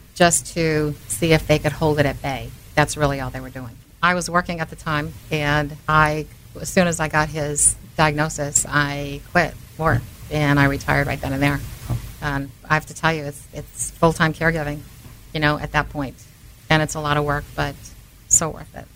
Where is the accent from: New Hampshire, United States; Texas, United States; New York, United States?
New Hampshire, United States; Manchester; I grew up in Manchester